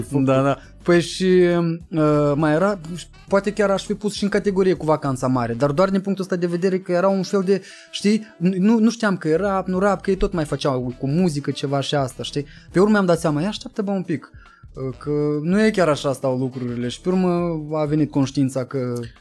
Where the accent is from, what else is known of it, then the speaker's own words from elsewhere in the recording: Chișinău, Moldova; eram toți de la Ciocana